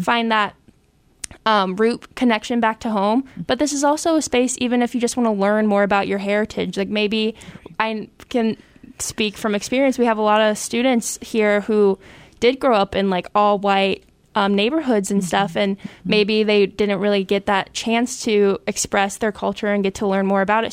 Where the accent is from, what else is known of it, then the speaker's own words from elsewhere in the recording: Clayton, Ohio, United States; lived from a little suburb in Dayton called Clayton, Ohio